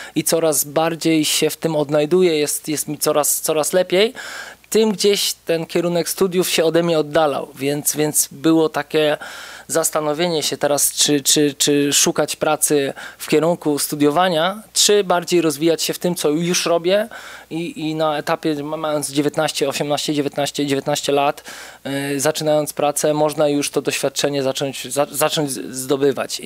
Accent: Płock, Masovian Voivodeship, Poland; moved away as an adult; now in Warsaw, Poland; pochodzę z Płocka

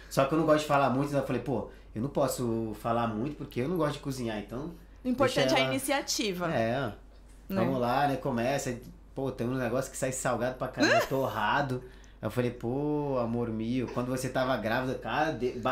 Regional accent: Pará, Brazil; Eu sou do Pará

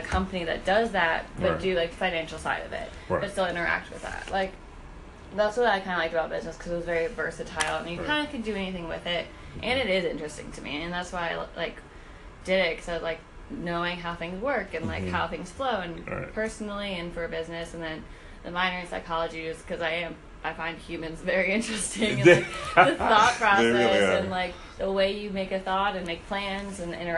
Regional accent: New York, United States; And that was like growing up in New York, like you got used to that.

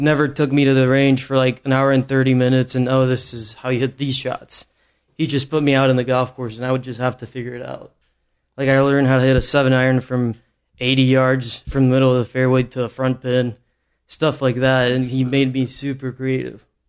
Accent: Mexico; moved away; back home in my hometown in Mexico

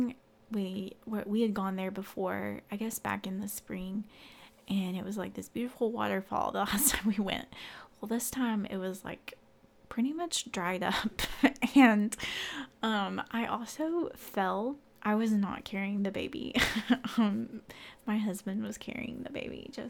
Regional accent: Central Arkansas, United States; moved away as an adult; now in Northwest Arkansas, United States; we're from Central Arkansas

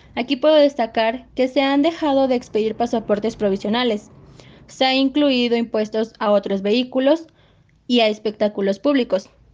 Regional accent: Mexico; es nuestra obligación como mexicanos

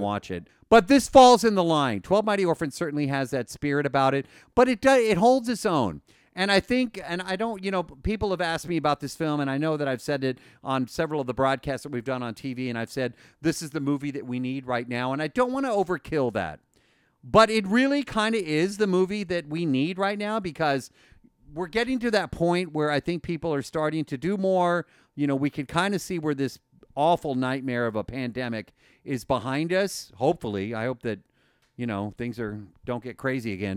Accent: El Paso, Texas, United States; my family is from El Paso

